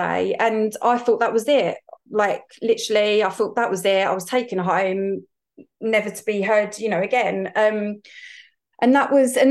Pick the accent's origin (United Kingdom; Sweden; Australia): United Kingdom; Essex, East of England; I'm from Essex